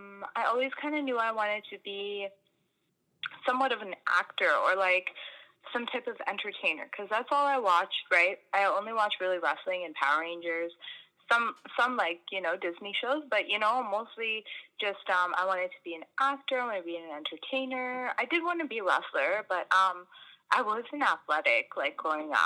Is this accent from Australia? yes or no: no; Canada; also born or lived in Fiji / India; I was born in Canada